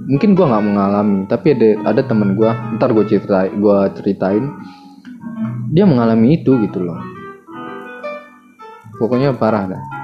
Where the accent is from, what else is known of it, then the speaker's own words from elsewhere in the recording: Lubuk Alung, West Sumatra, Indonesia; now in Bekasi, Indonesia; kalau gue ke ke kampung gue nih di Lubuk Alung di Sumatera Barat gue punya temen di situ